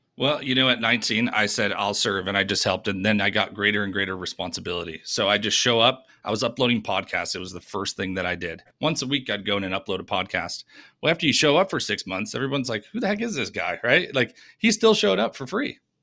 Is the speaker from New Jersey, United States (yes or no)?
no; New York, United States; moved away as an adult; also born or lived in Denver; now in Nashville, United States; originally from, uh, from New York